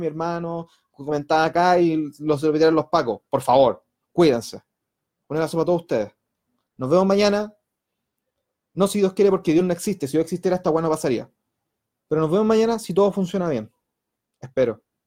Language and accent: Spanish; Puente Alto, Santiago Metropolitan Region, Chile; Soy de Bajos de Mena